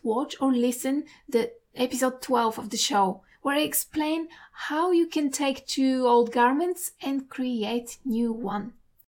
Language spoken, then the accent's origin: English; Perth, Western Australia, Australia; from Perth, Western Australia.